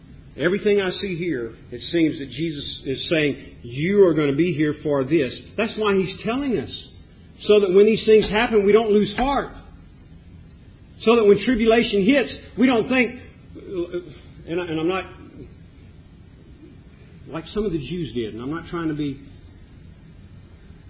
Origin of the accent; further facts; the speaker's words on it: United States; us as American 21st century Christians